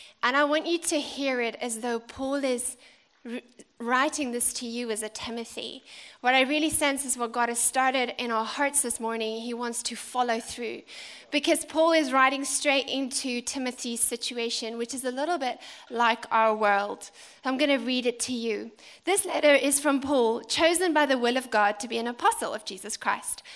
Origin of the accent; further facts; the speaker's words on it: South Africa; now in United Kingdom; As a South African